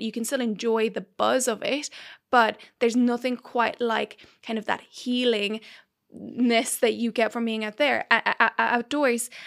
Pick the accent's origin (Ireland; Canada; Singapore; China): Ireland; Dublin, Leinster; moved away; also born or lived in Mexico City / New York / London; I, I was born in Mexico City. I then was raised in, in Dublin